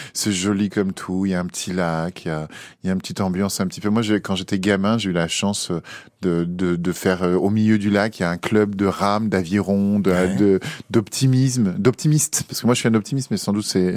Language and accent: French; Paris, Île-de-France, France; also born or lived in Enghien-les-Bains; on vit vraiment à Paris. On vit euh, dans le 17